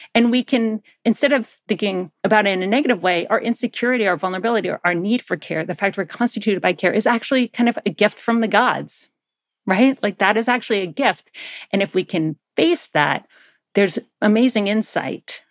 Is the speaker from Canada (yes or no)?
no; Athens, Georgia, United States; I grew up in Georgia, in Athens, Georgia